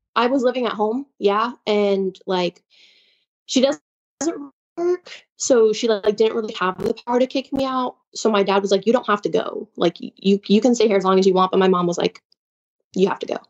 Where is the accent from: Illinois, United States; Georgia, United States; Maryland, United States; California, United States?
Illinois, United States; Chicago; also born or lived in Nacogdoches, Texas; I'm from Chicago, and, like, I'm from, like, a bigger city